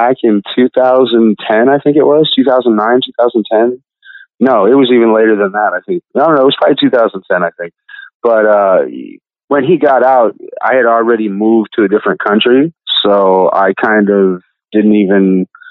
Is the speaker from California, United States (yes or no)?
no; Indiana, United States; I was in 7 different, you know, institutions and boys' homes in the state of Indiana within 2 years